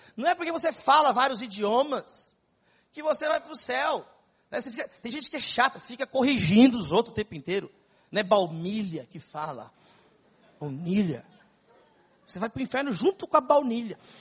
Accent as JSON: {"language": "Portuguese", "region": "São Paulo", "country": "Brazil", "tie": "born or raised there", "said": "São Paulo, onde eu nasci, na cidade de São Paulo. Eu sou paulista, paulistano e São Paulino"}